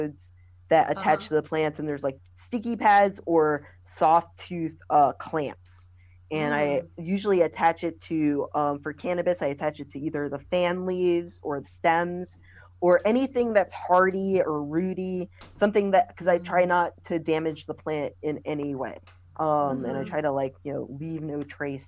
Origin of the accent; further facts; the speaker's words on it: New York City, New York, United States; also born or lived in California; now in Philadelphia, United States; I'm from New York City, but I was gonna move to Philly